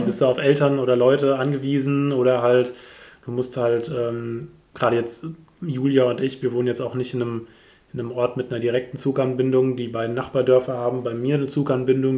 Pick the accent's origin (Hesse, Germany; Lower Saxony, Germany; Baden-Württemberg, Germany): Hesse, Germany; a village near Wetzlar and Giessen; Ich bin ja hier tatsächlich aufgewachsen, ich bin ein Dorfkind durch und durch